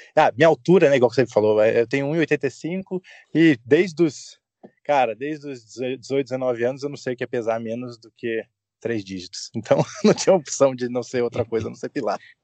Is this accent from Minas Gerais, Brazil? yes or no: no; São José dos Campos, São Paulo, Brazil; moved away as an adult; also born or lived in Rio de Janeiro / Curitiba; now in England; eu nasci no Rio de Janeiro, fui muito pequeno para São José dos Campos, né? E eu morava no CTA, é, Centro Técnico Aeroespacial lá no, em São José dos Campos. Morei lá até né, minha adolescência